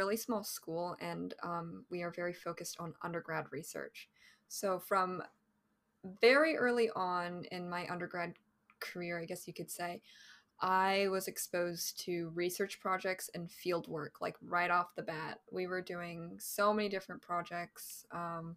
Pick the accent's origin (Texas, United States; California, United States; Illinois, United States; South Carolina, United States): California, United States; Bay Area; I'm a Cali girl. I'm from California, Bay Area native